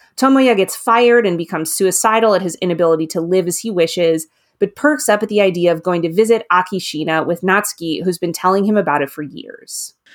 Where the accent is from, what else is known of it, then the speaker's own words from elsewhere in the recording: United States; as an American reader